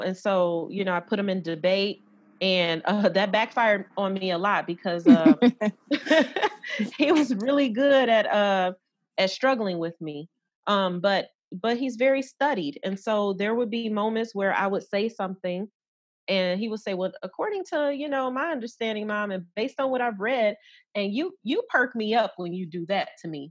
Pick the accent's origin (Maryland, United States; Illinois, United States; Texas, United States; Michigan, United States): Michigan, United States; Detroit; growing up in Detroit